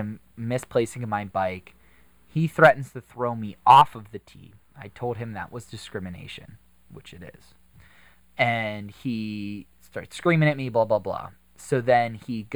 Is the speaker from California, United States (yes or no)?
no; Butler, Pennsylvania, United States; I grew up in Butler